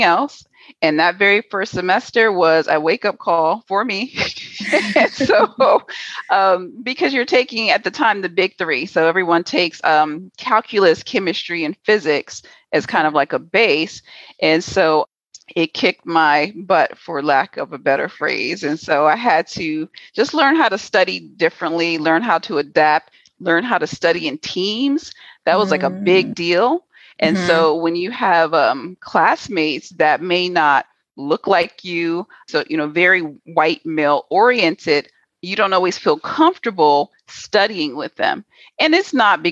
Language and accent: English; New York City, New York, United States; moved away as an adult; also born or lived in Washington, D.C. / Houston, Texas; I was born in DC. Both of my parents were federal government employees. My dad was an FBI agent. So the FBI moved us from DC to New York City. So I grew up in New York City